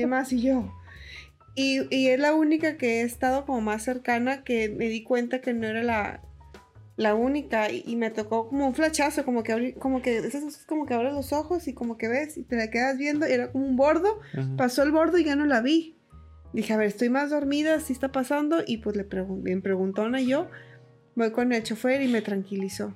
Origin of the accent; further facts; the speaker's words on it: Montemorelos, Nuevo León, Mexico; Yo soy de Montemorelos